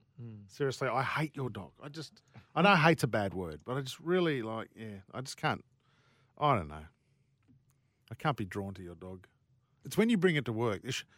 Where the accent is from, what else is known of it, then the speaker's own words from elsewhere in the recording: Australia; I'm Australian